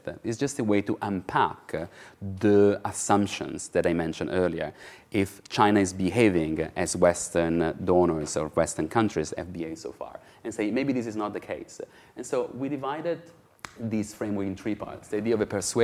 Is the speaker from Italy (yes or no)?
yes; Italy; I'm from Italy